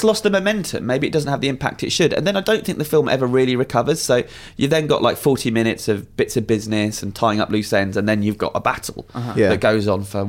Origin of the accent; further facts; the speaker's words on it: United Kingdom; because I'm so British